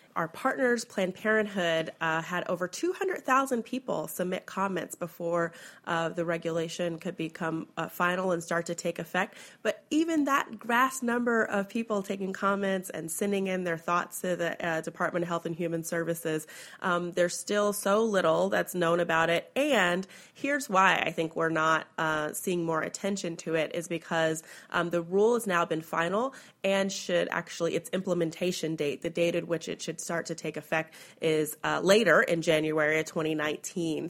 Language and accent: English; Kentucky, United States; my home state of Kentucky